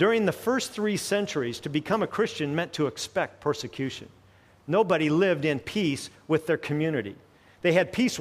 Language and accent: English; United States; as an American